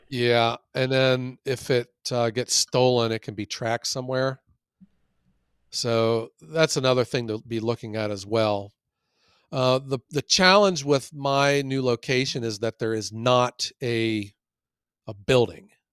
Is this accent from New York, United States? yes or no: no; Ohio, United States; I'm from Ohio